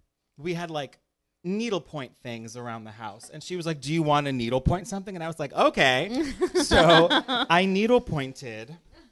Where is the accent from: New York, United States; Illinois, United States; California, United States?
Illinois, United States; Chicago; even though I was from Chicago.